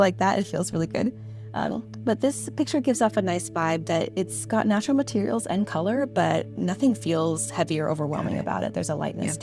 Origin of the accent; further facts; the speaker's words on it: San Diego, California, United States; I'm in San Diego, California, and I'm from San Diego